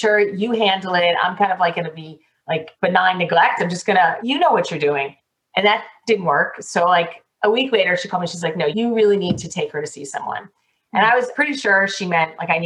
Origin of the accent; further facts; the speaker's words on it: Miami, Florida, United States; I was born and bred in Miami, and there is a large Jewish population here